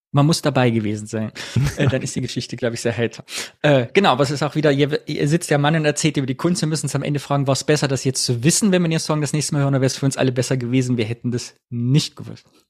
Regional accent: the East, East Germany, Germany; in meiner Jugend im Osten als ich so 14, 15, 16 war

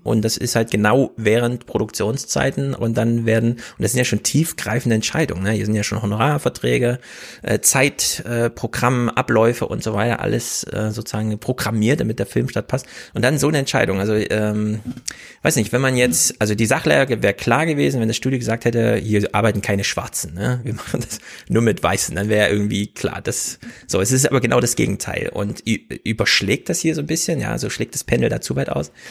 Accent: Thuringia, Germany; moved away; Danny und ich, wir kommen ja aus Thüringen

